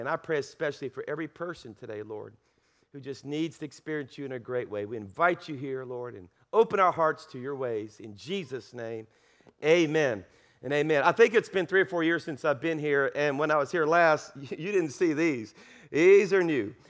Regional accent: South Louisiana, United States; now in Alabama, United States; I'm from South Louisiana. I'm a Cajun

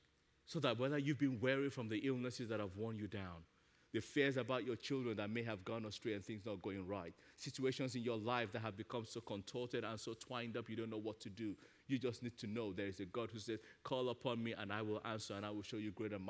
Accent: Nigeria; moved away; As a little kid growing up in Nigeria

